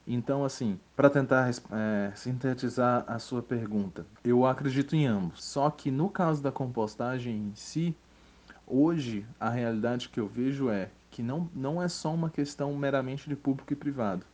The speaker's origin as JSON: {"language": "Portuguese", "town": "Brasília", "region": "Federal District", "country": "Brazil", "tie": "born or raised there", "said": "sou daqui de Brasília, sempre morei e atuo aqui em Brasília também"}